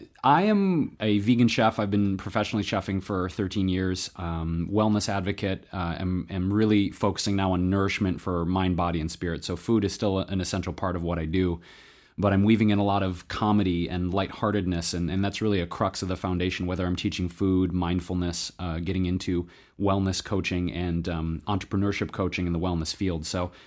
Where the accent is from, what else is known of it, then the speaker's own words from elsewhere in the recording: Detroit, Michigan, United States; I was born and raised actually in Southwest Detroit.